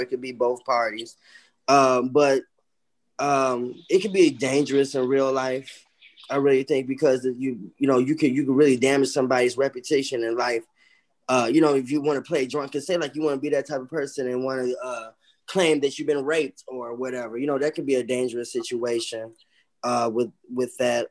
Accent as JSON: {"language": "English", "town": "Chicago", "region": "Illinois", "country": "United States", "said": "My roots, even though I'm from Chicago, is Mississippi. My parents are from Mississippi."}